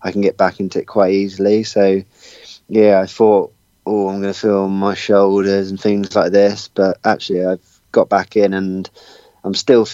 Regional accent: Watford, East of England, United Kingdom; moved away; living originally in Watford in England, that's my hometown

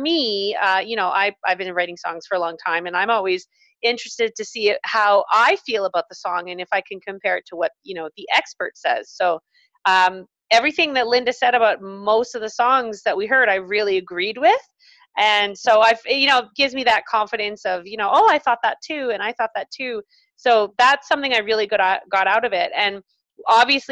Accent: Calgary, Alberta, Canada; Calgary, which is my hometown as well

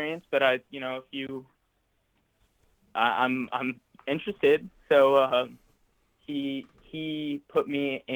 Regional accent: Santa Monica, California, United States; I was born and raised in Santa Monica, California.

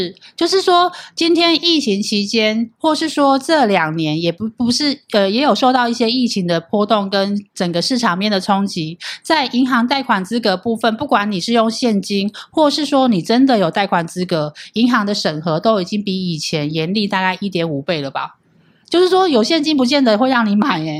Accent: Hualien, Hualien County, Taiwan; 像像我是花莲人啊，是哪一家？

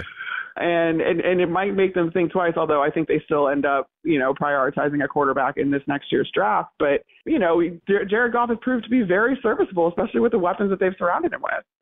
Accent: outside of Chicago, Illinois, United States; moved away as an adult; also born or lived in Tampa; I grew up outside of Chicago, grew up a Bears fan

